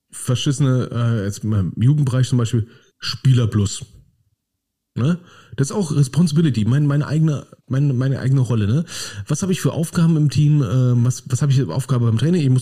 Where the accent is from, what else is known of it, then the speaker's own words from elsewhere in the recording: Berlin, Germany; Berlin, als Berliner würde ich ja auch mal sagen, ne, es, ist schon Lob, wenn man mich einfach in Ruhe lässt.